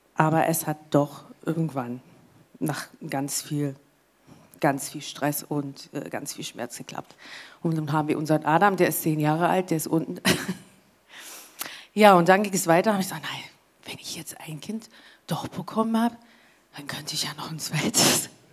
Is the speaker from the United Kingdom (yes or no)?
yes; England, United Kingdom; German is a second language; moved away as an adult; now in Germany; ich komme ja aus England und da muss ich halt äh, nach Deutschland ziehen, habe ich ja gemacht, deswegen bin ich ja hier